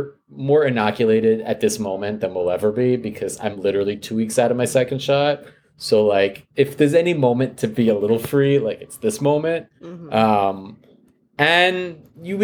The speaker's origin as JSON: {"language": "English", "town": "New York City", "region": "New York", "country": "United States", "tie": "born or raised there", "said": "I'm a native, I've lived here my whole life"}